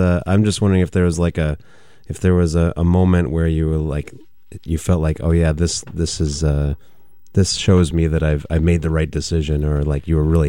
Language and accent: English; Janesville, Wisconsin, United States; when I was growing up in Janesville